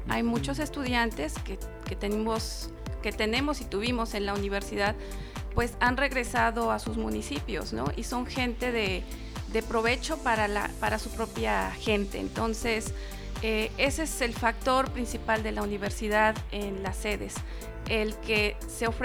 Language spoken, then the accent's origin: Spanish; Cuetzalan, Puebla, Mexico; now in Zacapoaxtla, Mexico; Yo soy originaria de Cuetzala.